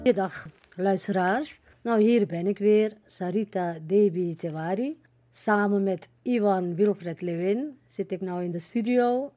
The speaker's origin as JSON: {"language": "Dutch", "country": "Suriname", "moved": "yes", "lives_now": "Netherlands", "said": "Kijk, ik woon al 53 jaar hier in Nederland. Maar ik ben een Surinamer. Ik blijf ook een Surinamer"}